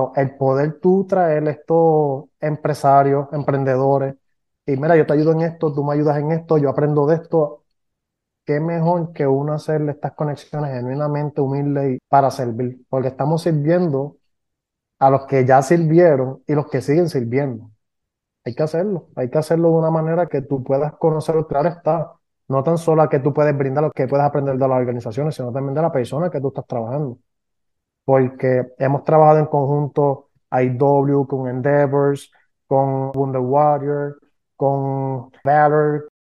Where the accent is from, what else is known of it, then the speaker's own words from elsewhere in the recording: Puerto Rico; aquí somos puertorriqueños